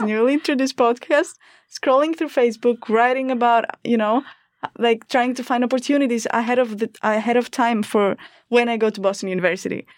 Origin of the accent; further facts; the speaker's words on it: Greece; English is a second language; moved away as an adult; I'm an international student. I'm from Greece